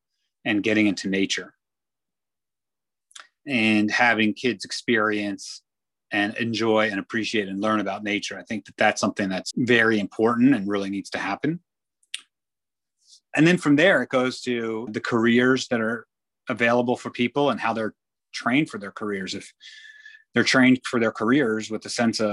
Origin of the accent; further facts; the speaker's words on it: Israel; now in New York, United States; I grew up in Israel